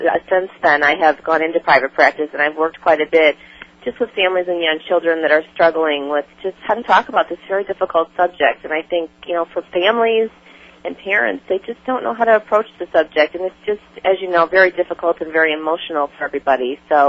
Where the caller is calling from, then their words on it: Tinley Park, Illinois, United States; I'm calling from Tinley Park, Illinois, which is just about 30 minutes south of Chicago.